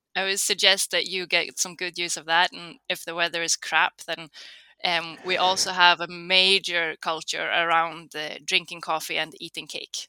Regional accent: Karlstad, Värmland, Sweden; So I'm from Karlstad, um, which is sort of right in between Stockholm and Oslo

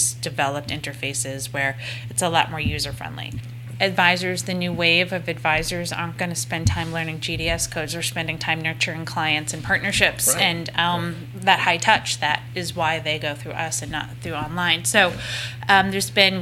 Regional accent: United States; also born or lived in Nantucket Island; now in Boston, United States; as English-speaking Americans

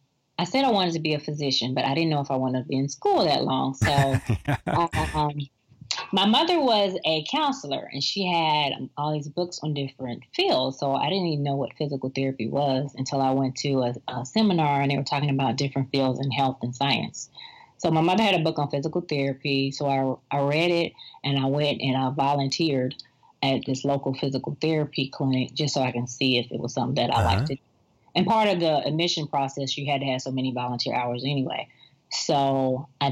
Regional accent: the South, United States; I'm from the South, and traditional

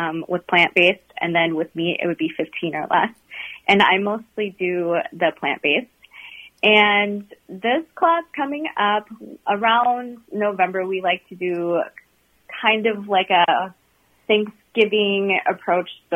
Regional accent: Eau Claire, Wisconsin, United States; I grew up in Eau Claire, Wisconsin

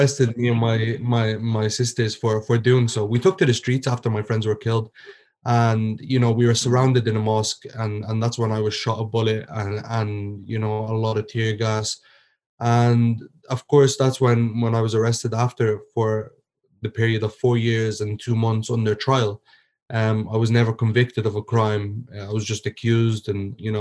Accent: Ireland; also born or lived in Egypt; I was born and raised in Ireland

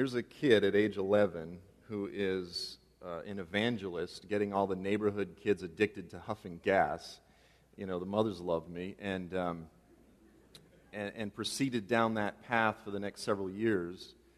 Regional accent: Boston, Massachusetts, United States; I'm actually from Boston, by the way.

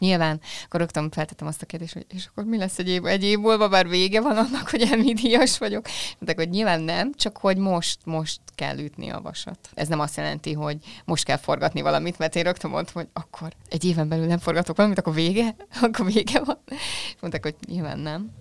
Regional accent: Hungary; accent: Hungarian; én itt kis Magyarországról jövök

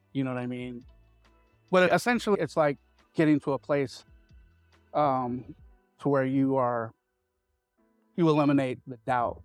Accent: San Francisco, California, United States; was born and raised in San Francisco in my early years.

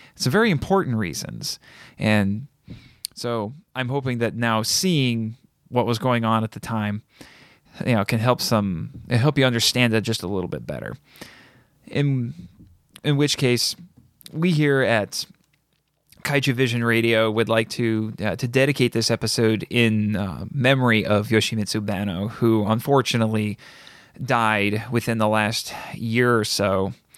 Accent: Indiana, United States; growing up in Indiana all my life, not nearby any huge cities

